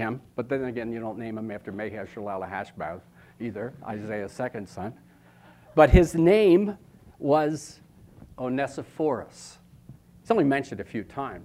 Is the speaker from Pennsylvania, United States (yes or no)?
yes; Philadelphia, Pennsylvania, United States; moved away; also born or lived in New Jersey; I was born in Philadelphia